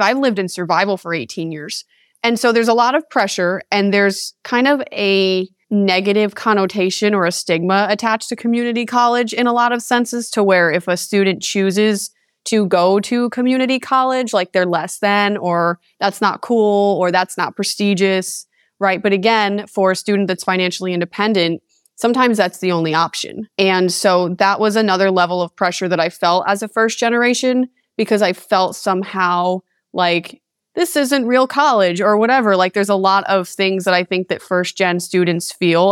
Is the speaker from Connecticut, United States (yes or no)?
yes; East Haven, Connecticut, United States; moved away as an adult; now in Las Vegas, United States; I was born and raised in East Haven, Connecticut for 18 years.